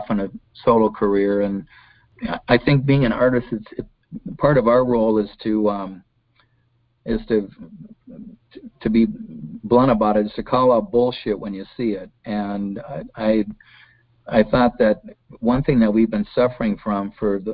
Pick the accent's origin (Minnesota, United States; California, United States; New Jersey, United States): Minnesota, United States; Golden Valley; I was, you know, born in Minneapolis. I grew up in Golden Valley